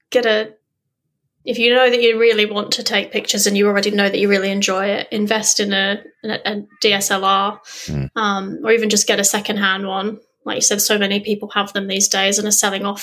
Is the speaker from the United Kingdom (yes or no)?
yes; England, United Kingdom; I growing up in England, as I said, I never would have dreamt that I would have been able to see a humpback